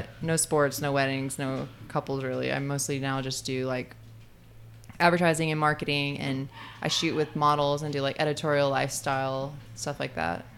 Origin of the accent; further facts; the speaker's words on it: Muscle Shoals, Alabama, United States; moved away; I grew up in Muscle Shoals, Alabama